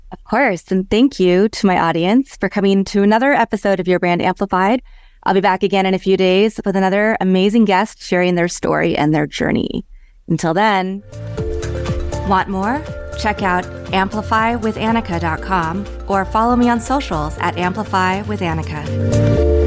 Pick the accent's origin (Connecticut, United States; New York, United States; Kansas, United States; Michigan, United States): Kansas, United States; moved away; also born or lived in Chicago / Los Angeles / San Francisco / Houston; I grew up in Kansas